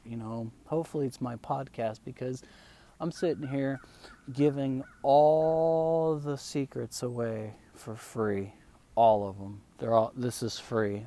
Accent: Spain; first language Spanish; English is a second language; now in United States; I live in America now. This is where I stay. I'm actually from Spain, but um, I'm in America.

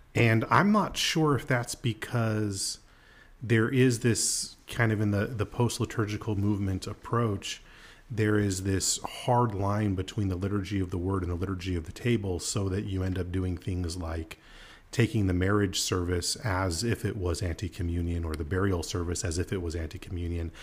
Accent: United States; I'm an American

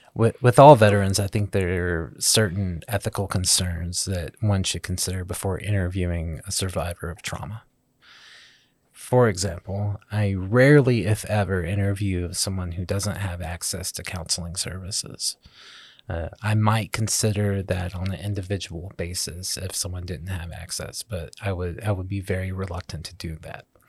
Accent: Southeast Arkansas, United States; Growing up in Southeast Arkansas

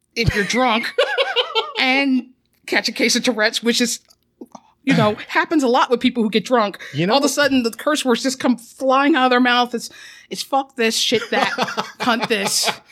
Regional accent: Philadelphia, Pennsylvania, United States; I grew up in Philly and Love Park was basically an iconic place.

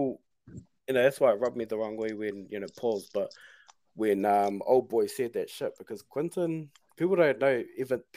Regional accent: New Zealand; I am a Kiwi

